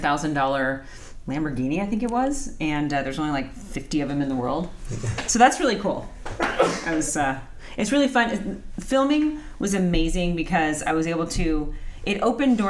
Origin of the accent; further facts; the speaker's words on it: Anaheim, California, United States; I grew up in Anaheim. I speak Spanish